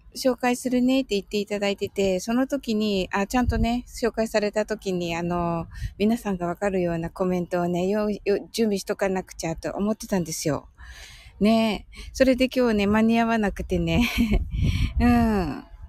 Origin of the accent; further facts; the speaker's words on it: Kyushu, Japan; 私も九州人なんでね